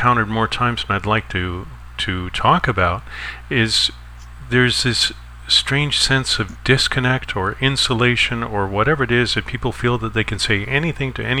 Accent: Canada; I'm not an American citizen, I'm from Canada

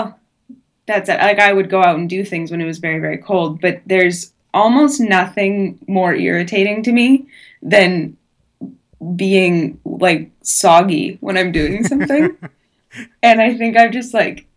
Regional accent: Edmonton, Alberta, Canada; moved away as an adult; now in Edinburgh, United Kingdom; we're both from Edmonton

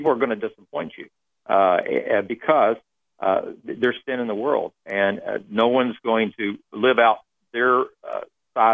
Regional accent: Texas, United States; moved away as an adult; I grew up in Texas

